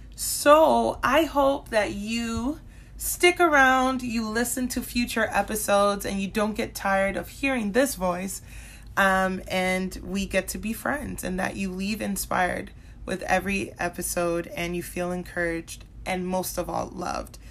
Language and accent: English; Minnesota, United States; also born or lived in Central Florida; now in Florida, United States; I grew up in Minnesota. I spent eleven years there